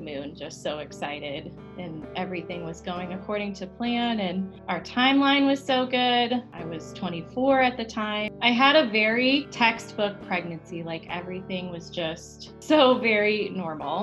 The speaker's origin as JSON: {"language": "English", "town": "Bridgeport", "region": "Michigan", "country": "United States", "moved": "yes", "lives_now": "Flagstaff, United States", "said": "I'm originally from Bridgeport, Michigan, but now my partner and I live in Flagstaff, Arizona"}